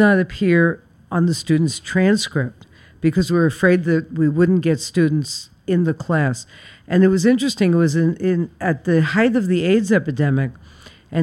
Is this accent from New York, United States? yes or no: yes; New York City, New York, United States; I was born and raised in Flatbush.